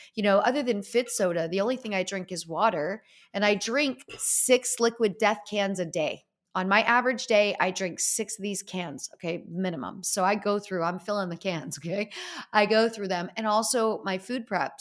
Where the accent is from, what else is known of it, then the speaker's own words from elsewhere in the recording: Easton, Pennsylvania, United States; I grew up in Easton, Pennsylvania, home of Larry